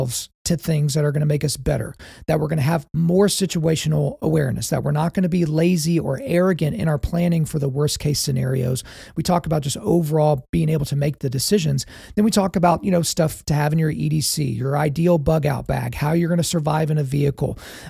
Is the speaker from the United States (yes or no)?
yes; Lawton, Oklahoma, United States; I grew up in Fort Sill, Lawton, Fort Sill